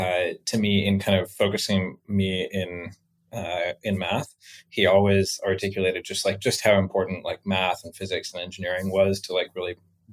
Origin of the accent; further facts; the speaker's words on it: Pullman, Washington, United States; Beautiful. First off, the Palouse is what that region is called. It's just absolutely beautiful.